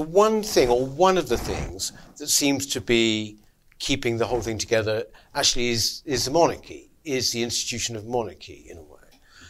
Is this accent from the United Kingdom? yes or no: yes; England, United Kingdom; I mean, I glory in being an Englishman, actually. I mean, I love even saying it. I love saying I'm an Englishman, you know, I do.